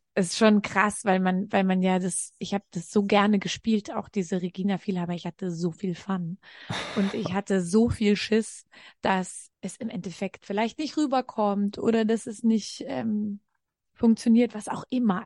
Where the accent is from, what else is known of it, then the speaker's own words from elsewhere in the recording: Franconia, Bavaria, Germany; Ich bin in Franken groß geworden